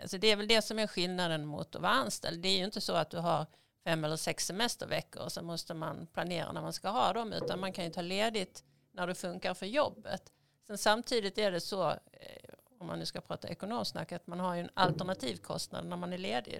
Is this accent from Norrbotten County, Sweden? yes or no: no; Skåne, Sweden; moved away as an adult; also born or lived in Russia; now in Stockholm, Sweden; Jag kommer från Skåne från början, kanske lite svårt att dölja